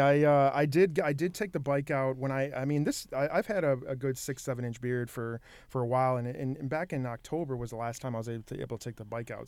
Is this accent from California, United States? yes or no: no; Michigan, United States; moved away as an adult; now in Minnesota, United States; I grew up in Michigan